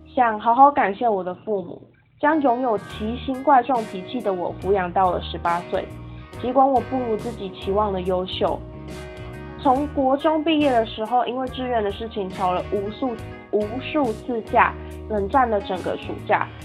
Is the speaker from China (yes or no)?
no; Taiwan; now in Kaohsiung, Taiwan; 第一次不在台湾过圣诞节跟跨年。回来之后，很努力适应台湾的生活